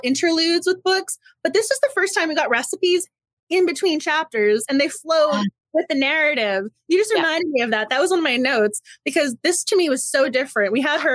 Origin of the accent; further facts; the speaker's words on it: Massachusetts, United States; moved away; I'm from Massachusetts originally